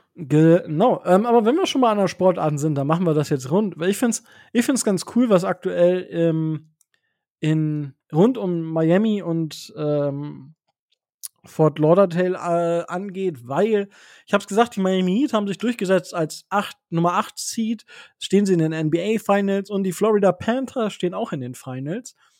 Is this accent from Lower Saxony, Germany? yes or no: yes; Osnabrück, Lower Saxony, Germany; ich komme ja aus Osnabrück